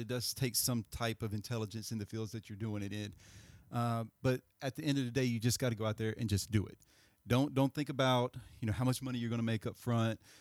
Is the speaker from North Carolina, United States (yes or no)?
yes; Greensboro, North Carolina, United States; we're from Greensboro